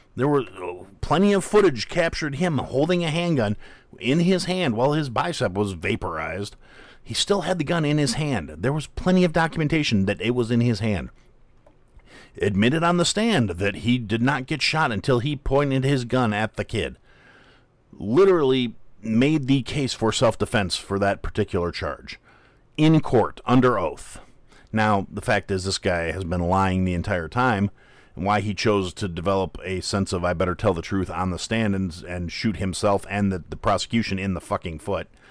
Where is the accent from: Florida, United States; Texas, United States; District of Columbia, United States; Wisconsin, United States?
Wisconsin, United States; Kenosha; moved away; it was my hometown